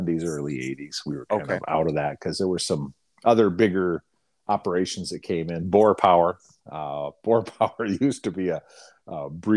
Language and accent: English; Northwest Iowa, United States; now in Minnesota, United States; I grew up in Northwest Iowa